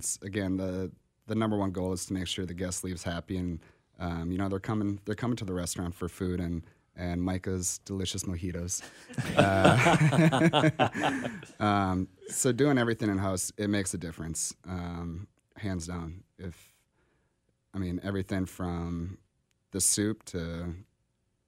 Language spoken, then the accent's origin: English; Minnesota, United States; moved away as an adult; also born or lived in New York; now in Kansas City, United States; I'm originally from Minnesota, and I've been here for 12 years